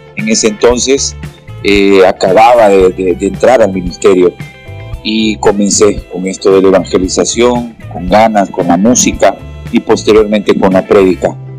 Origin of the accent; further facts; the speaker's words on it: Honduras; me dedico mucho a la prédica aquí en mi país